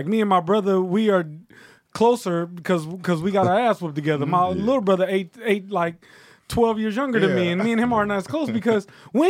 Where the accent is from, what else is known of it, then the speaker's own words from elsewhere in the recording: Houston, Texas, United States; I'm from Houston.